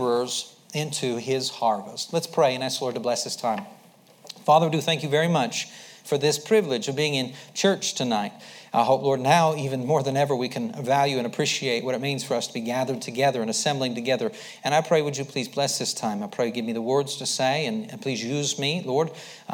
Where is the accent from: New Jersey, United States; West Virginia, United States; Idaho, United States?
Idaho, United States; I grew up in Idaho. I'd been around a little bit, but for the most part, lived in Idaho